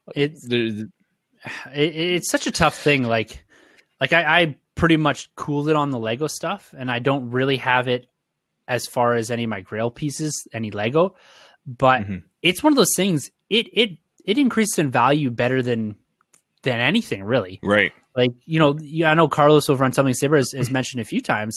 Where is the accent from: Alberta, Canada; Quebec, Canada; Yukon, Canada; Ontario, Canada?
Ontario, Canada; I'm from Ontario